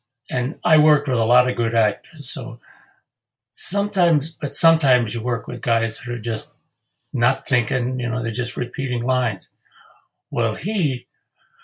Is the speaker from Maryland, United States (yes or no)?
no; New York City, New York, United States; I grew up in Queens, which, you know, Richmond Hill